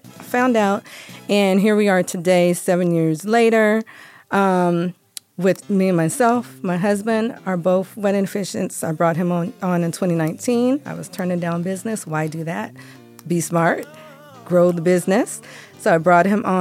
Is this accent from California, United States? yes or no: yes; California, United States; also born or lived in San Jose / Sacramento; now in Las Vegas, United States; I am from California.